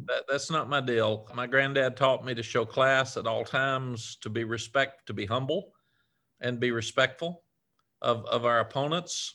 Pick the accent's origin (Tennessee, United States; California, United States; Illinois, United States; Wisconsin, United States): Tennessee, United States; Cookeville; moved away; I was raised in a small town in, in Tennessee, Cookville, Tennessee.